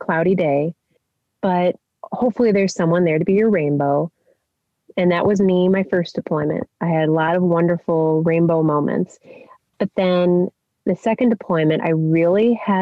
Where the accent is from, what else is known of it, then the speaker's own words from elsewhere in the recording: Chicago, Illinois, United States; moved away as an adult; I'm from the Chicago area and all that that entails with family and friends